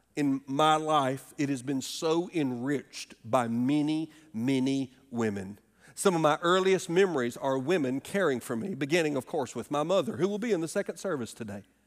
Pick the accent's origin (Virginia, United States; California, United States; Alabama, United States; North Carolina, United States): Alabama, United States; moved away; my home state of Alabama